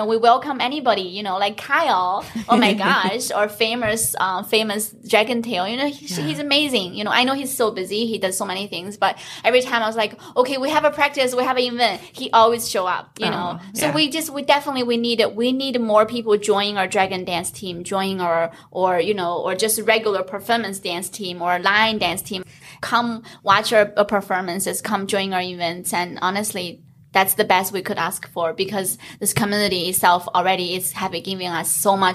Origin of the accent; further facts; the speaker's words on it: China; now in United States; being born and raised in China, as a little girl, like watching dragon dance on the holidays was like my favorite thing